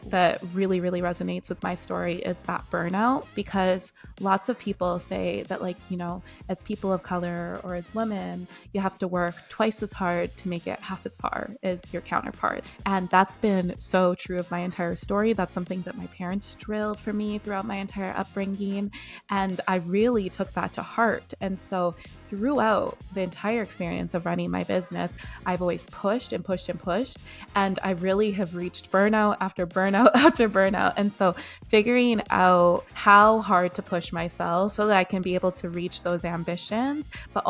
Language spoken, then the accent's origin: English; Canada; also born or lived in South Africa; But I was born myself in South Africa. And at like about the age of one, I was plucked out of South Africa and brought all the way to Canada. And that's where most of my childhood was.